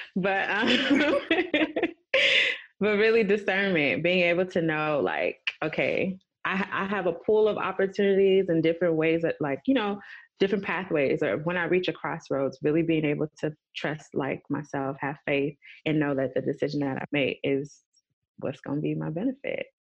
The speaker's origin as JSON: {"language": "English", "town": "Los Angeles", "region": "California", "country": "United States", "said": "being from LA, being Nigerian"}